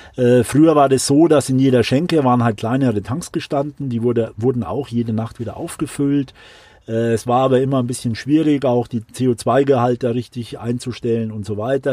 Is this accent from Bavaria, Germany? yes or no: yes; Würzburg, Bavaria, Germany; moved away as an adult; now in Munich, Germany; Ich komme äh, ursprünglich aus Würzburg, also eher eine Weingegend, Unterfranken